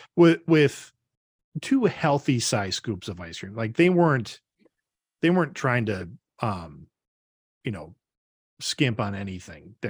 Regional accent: Brodhead, Wisconsin, United States; growing up, um, in, right next to my hometown of Broadhead, there's a town called Orfordville

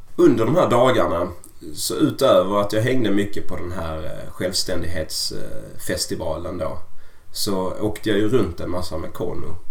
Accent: Sweden; hemma i Sverige

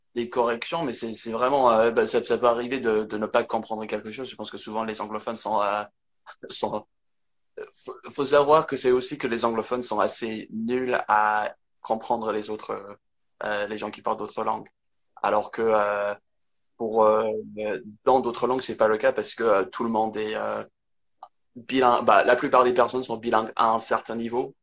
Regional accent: near Manchester, North West England, United Kingdom; French is a second language; moved away as an adult; now in France; j'ai grandi dans le nord d'Angleterre

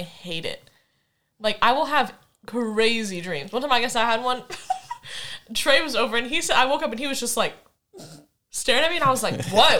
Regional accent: Kansas, United States; moved away; I grew up in Kansas.

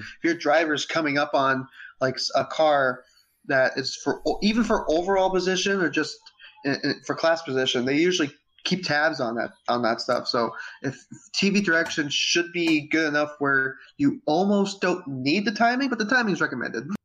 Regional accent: United States; as an American

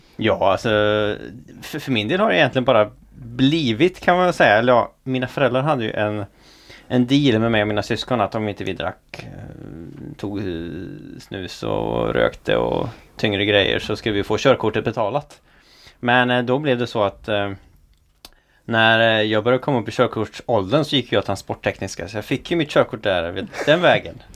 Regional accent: Offerdal, Jämtland, Sweden; moved away; hemma i Jämtland, där jag kommer ifrån då. Eh, I socknen Offerdal

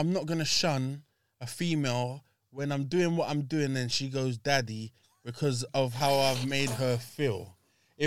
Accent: Grenada; I'm from Grenada

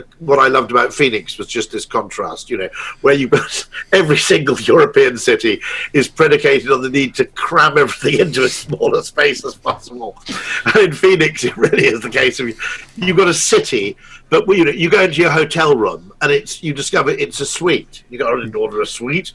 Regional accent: United Kingdom; I'm a Brit

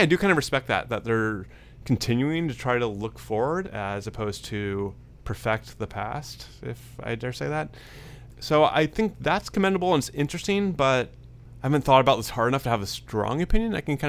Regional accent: San Francisco, California, United States; born or raised there

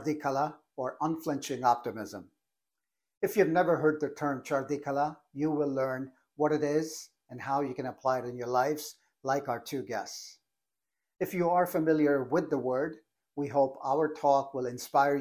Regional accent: India; growing up in India

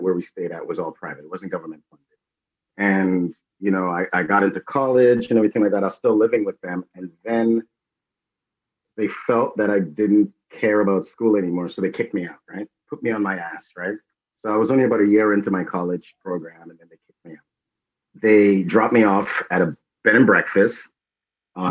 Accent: Trinidad & Tobago; I was born in Trinidad

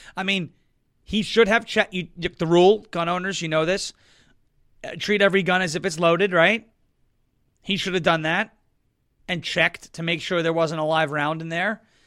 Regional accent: Suffolk County, New York, United States; I come from Suffolk County

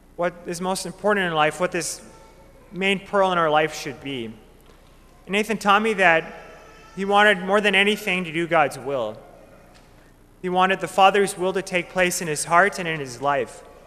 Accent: Minot, North Dakota, United States; Growing up in Minot, I had the great gift of growing up with my family

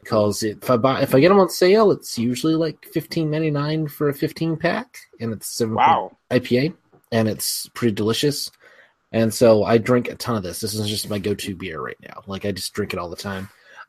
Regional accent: the South, Alabama, United States; I grew up in the South.

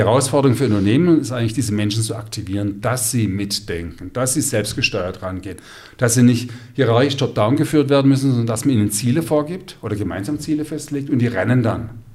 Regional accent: Stuttgart, Baden-Württemberg, Germany; bei uns in Stuttgart

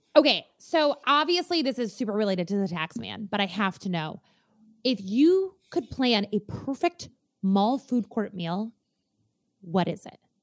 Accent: Minnesota, United States; I'm a Minnesotan

